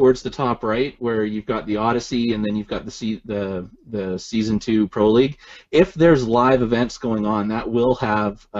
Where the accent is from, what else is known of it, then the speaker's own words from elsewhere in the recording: Canada; I'm Canadian